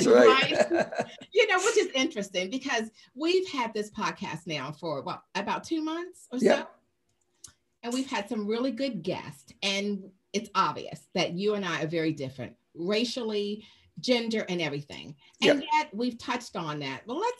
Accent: Baltimore, Maryland, United States; now in South Carolina, United States; being born and raised in Baltimore and then moving to South Carolina in 88.

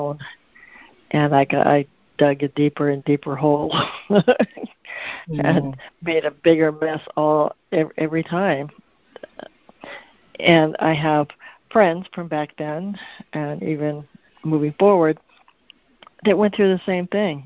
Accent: Concord, California, United States; also born or lived in San Francisco, California / Hawaii; now in Northern California, United States; I was born in San Francisco and raised in Concord, California

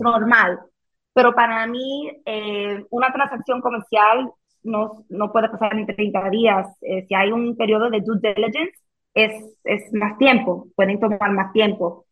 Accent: Miami, Florida, United States; first language Spanish; aquí en, Miami, donde yo nací

